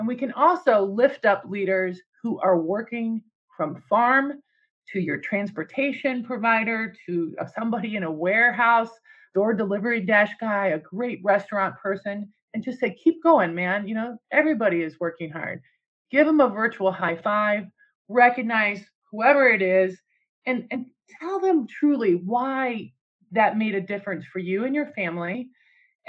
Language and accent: English; United States; me as an American